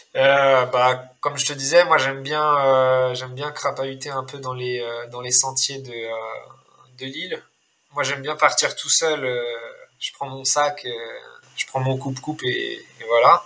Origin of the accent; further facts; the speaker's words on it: Rennes, Brittany, France; moved away as an adult; also born or lived in La Rochelle / Niort / Laval / Sainte-Suzanne, Réunion; now in Réunion, France; je suis né à Rennes, après, j'ai grandi un peu à Rennes, après, j'ai déménagé, j'étais dans une petite ville à côté de Rennes